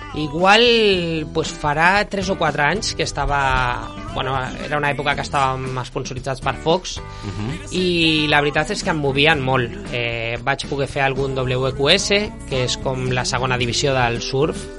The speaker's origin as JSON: {"language": "Catalan", "town": "Barcelona", "region": "Catalonia", "country": "Spain", "tie": "born or raised there", "also_born_or_lived": "Menorca", "said": "Jo vaig néixer a Barcelona"}